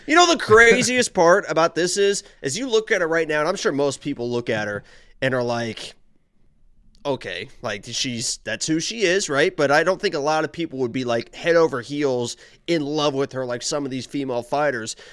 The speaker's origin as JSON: {"language": "English", "region": "Indiana", "country": "United States", "said": "I'm from Indiana"}